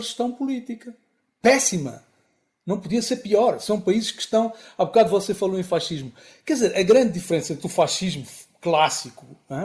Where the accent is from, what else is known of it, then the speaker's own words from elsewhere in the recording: Angola; also born or lived in Lisbon, Portugal; sou angolano